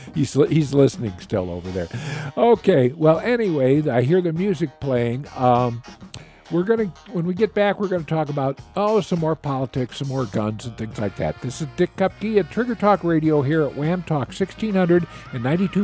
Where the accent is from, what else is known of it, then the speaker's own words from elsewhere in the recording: Kanagawa, Japan; born there; I actually, I was born in Japan when my father was in the Navy. So he was stationed in Kamiseya there.